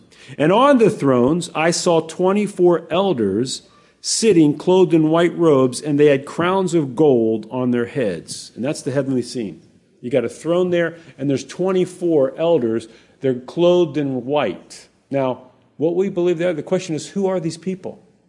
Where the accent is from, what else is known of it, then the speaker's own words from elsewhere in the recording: Hawaii, United States; I was born there. I was born in Hawaii. I've been there my whole life.